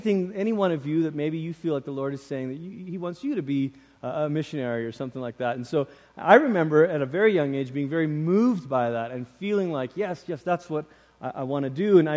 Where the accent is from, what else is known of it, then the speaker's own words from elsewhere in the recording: Malaysia; moved away; I grew up in Malaysia.